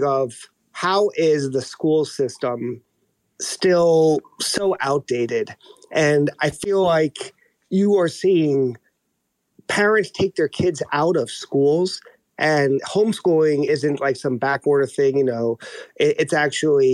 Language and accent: English; New York, United States; I'm Dominican, born and raised in New York, but all my family is still in Santo Domingo